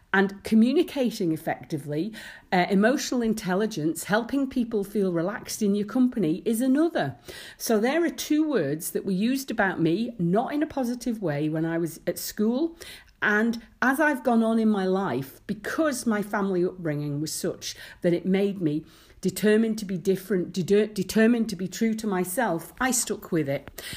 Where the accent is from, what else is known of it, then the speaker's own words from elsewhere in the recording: Isle of Man; I'd worked in shops in the summer growing up in the Isle of Man